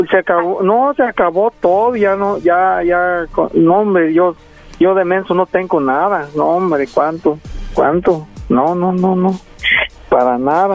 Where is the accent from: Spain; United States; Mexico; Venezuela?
Mexico; Jalisco; moved away; yo soy de Jalisco, soy tu paisano.